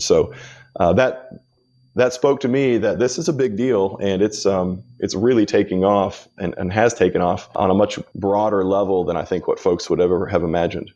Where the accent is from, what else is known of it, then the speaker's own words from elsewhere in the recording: Kansas, United States; I grew up in Kansas